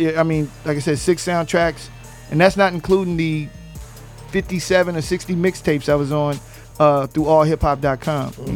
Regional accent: West Coast, United States; I'm from the West Coast. I don't do cadence.

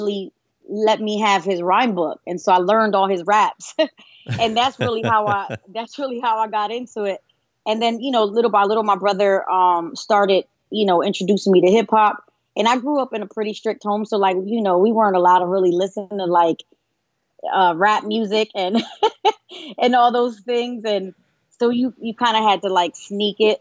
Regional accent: Pennsylvania, United States; I was born, I'm from Pennsylvania. Born and raised up north

